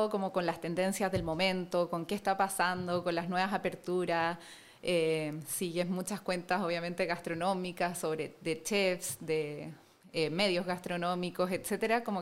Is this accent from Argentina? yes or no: no; Chile; born or raised there; also born or lived in Germany / Spain